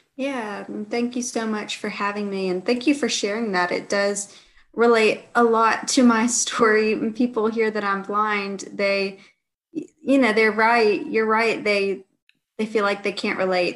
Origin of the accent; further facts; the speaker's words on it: Georgia, United States; I grew up in the South, in Georgia